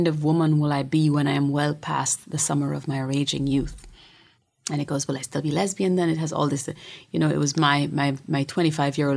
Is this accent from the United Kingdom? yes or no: no; Jamaica; I'm Jamaican and I'm Caribbean